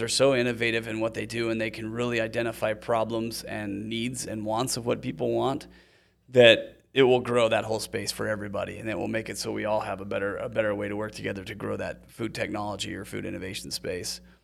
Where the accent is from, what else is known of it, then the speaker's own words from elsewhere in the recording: Utah, United States; also born or lived in Seattle; I'm from Utah